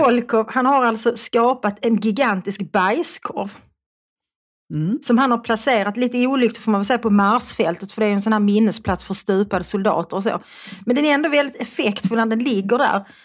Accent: Malmö, Skåne, Sweden; accent: Malmö dialect (malmitiska); also born or lived in Svedala / Lund / Österlen / Stockholm; jag talar en ganska eh, klassisk malmitiska. Mm. Jag är född i Malmö och jag bodde i Malmö tills jag skulle börja skolan. Då flyttade jag till Svedala

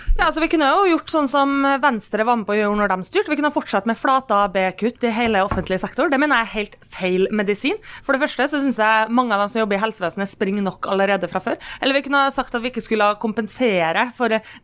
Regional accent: Kristiansund, Møre og Romsdal, Norway; Når jeg er hjemme i Kristiansund

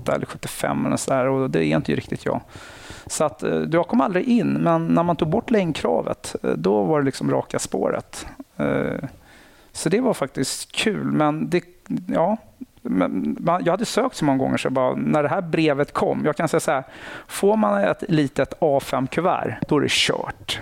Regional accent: Nacka, Stockholm County, Sweden; jag kommer från Nacka. Aha. Eh, villaområde, haft det bra, lugnt mm. och stilla. Eh, sen så har jag gått ute i skola ute i Nacka

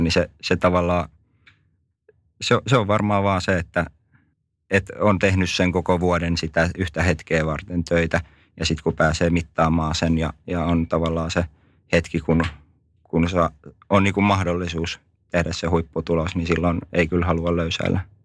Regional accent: Lappeenranta, South Karelia, Finland; born or raised there

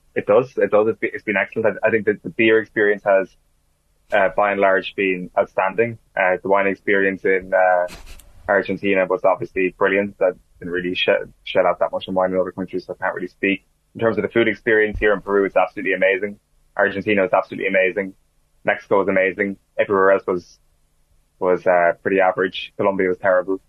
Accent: Ireland; as an Irishman

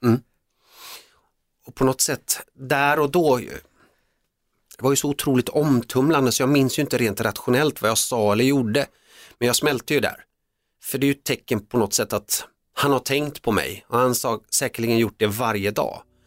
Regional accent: Sweden; also born or lived in Finland / Netherlands; jag är ju uppväxt i Sverige, kom till Sverige när jag var 3-4 år och jag är svensk

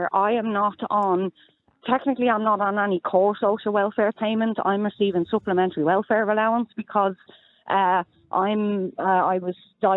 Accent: Dublin, Leinster, Ireland; moved away as an adult; also born or lived in Wexford; I was born and raised in Dublin, lived in Dublin all my life

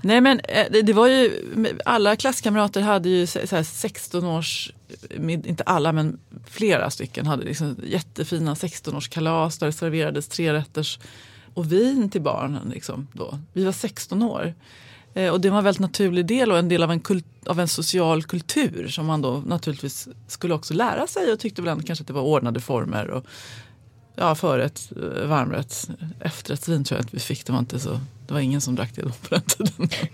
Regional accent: Sundsvall, Västernorrland County, Sweden; den här skolan där jag gick var, halva upptagningsområdet var direktörerna, det finns några stora industrier i Sundsvall

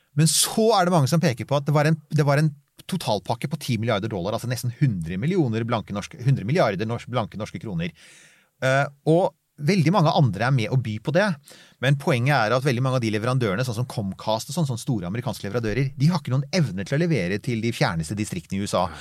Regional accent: Bærum, Akershus, Norway; nå hørtes jeg veldig oslosk ut, men jeg vokste opp i Bærum

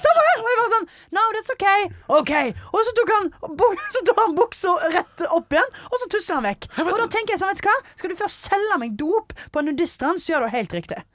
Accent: Stord, Vestland, Norway; moved away; Hjemme på Stord. Snorkla hjemme på Stord

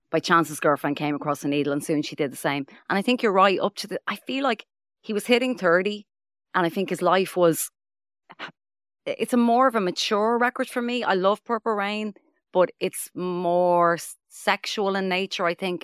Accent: Dublin, Leinster, Ireland; I'm from Finglas

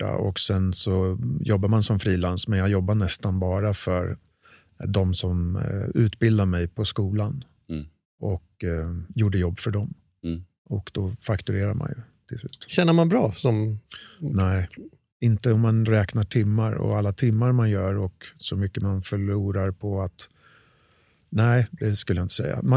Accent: Örebro, Örebro County, Sweden; Örebro från början.

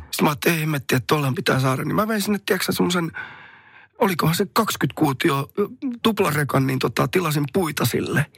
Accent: Somero, Southwest Finland, Finland; kotikylässäni, missä vieläkin asun, niin tuota Somerolla

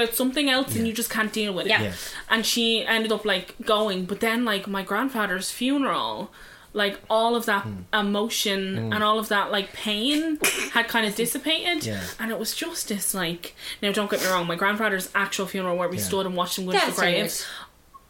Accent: Ireland; as Irish people, like, there's a saying in like my family home

